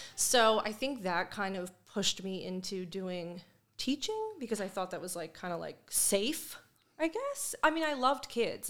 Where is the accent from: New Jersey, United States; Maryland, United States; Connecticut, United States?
Maryland, United States; Perry Hall; also born or lived in Hamilton, Baltimore; I grew up in Perry Hall with my mom